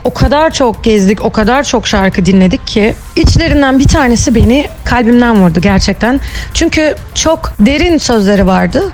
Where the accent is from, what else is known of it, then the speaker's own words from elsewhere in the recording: Ankara, Turkey; moved away as an adult; now in Izmir, Turkey; 1989 Ankara doğumluyum. İlk ve orta öğretimimi Ankara'da tamamladıktan sonra 2007 yılında Ege Üniversitesi Devlet Türk Musikisi Konservatuarını kazanarak İzmir'e yerleştim